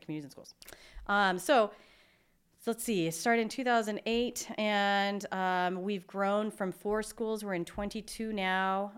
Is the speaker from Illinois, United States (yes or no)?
no; Seattle, Washington, United States; moved away as an adult; now in Spokane, United States; I grew up in Seattle